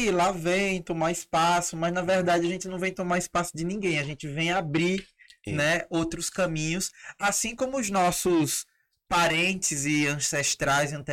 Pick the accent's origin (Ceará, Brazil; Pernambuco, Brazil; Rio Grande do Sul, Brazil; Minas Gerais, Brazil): Ceará, Brazil; Eu sou do Ceará, né?